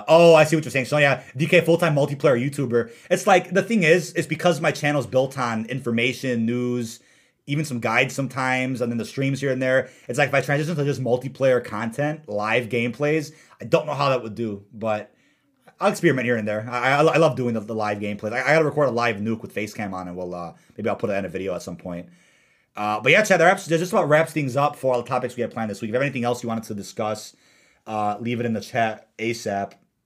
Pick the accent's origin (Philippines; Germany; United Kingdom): United Kingdom; London